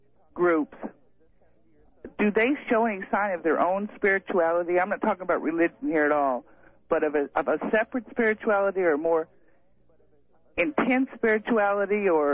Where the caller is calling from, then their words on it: Moscow Mills, Missouri, United States; from Moscow Mills.